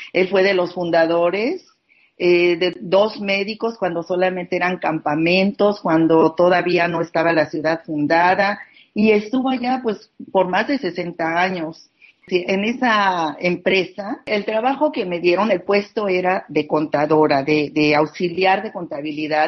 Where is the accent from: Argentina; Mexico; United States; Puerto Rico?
Mexico; also born or lived in Rosarito, Baja California; en este momento me encuentro en mi país, en México.